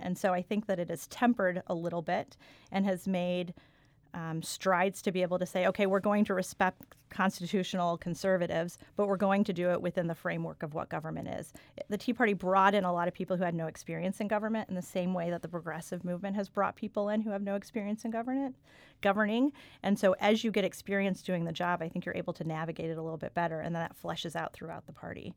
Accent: Austin, Texas, United States; moved away as an adult; also born or lived in San Antonio, Texas / Jefferson County, Missouri; now in Arnold, United States; I grew up in Austin area, an Austin suburb

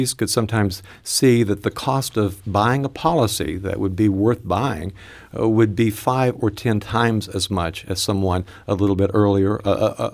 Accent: Mountain City, Tennessee, United States; also born or lived in Kingsport, Tennessee; I grew up actually in Mountain City, Tennessee, and Kingsport, Tennessee

